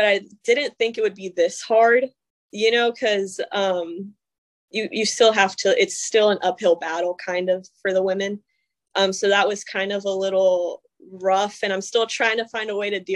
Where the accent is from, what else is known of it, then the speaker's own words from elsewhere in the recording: North Carolina, United States; I grew up in North Carolina and it's a big wrestling state